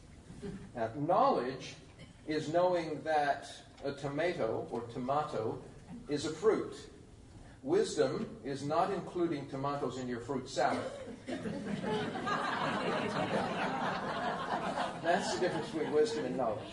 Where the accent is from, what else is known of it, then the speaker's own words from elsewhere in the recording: Tennessee, United States; moved away; I come from Tennessee originally